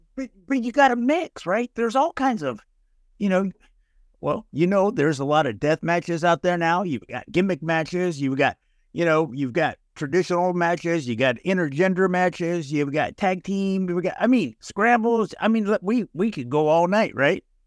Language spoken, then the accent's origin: English; North Texas, United States; I'm from North Texas